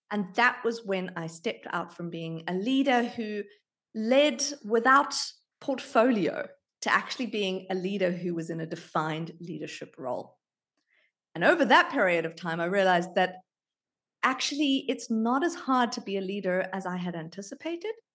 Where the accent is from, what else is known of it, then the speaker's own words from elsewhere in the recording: South Africa; also born or lived in United Kingdom; now in Australia; I was born in South Africa. I lived in the U K for thirteen years